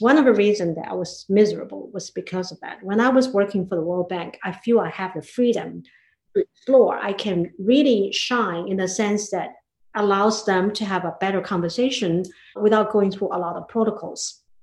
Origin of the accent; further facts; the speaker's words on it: Hangzhou, Zhejiang, China; moved away as an adult; now in United States; I grew up in China in a beautiful city called Hangzhou